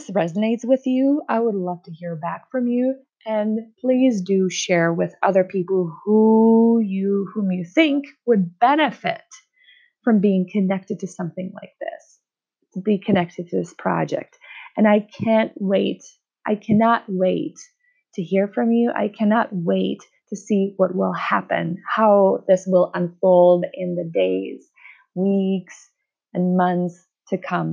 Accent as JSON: {"language": "English", "country": "Czechia", "accent": "Czech", "first_language": "Czech", "second_language": "English", "said": "English is my second language. My first language is Czech"}